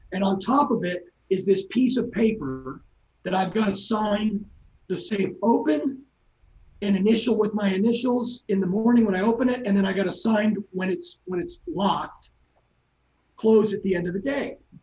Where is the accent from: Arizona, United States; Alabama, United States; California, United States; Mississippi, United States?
California, United States; San Clemente; moved away; also born or lived in Newport Beach; I, I, grew up in San Clemente, and my parents still live there